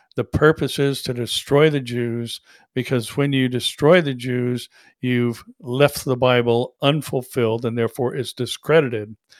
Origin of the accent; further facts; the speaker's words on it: United States; as an American citizen